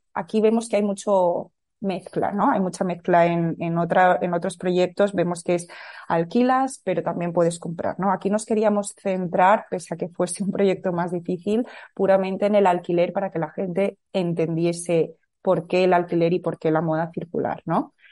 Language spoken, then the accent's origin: Spanish; Madrid, Community of Madrid, Spain; also born or lived in California, United States; nací en Madrid y viví aquí toda mi vida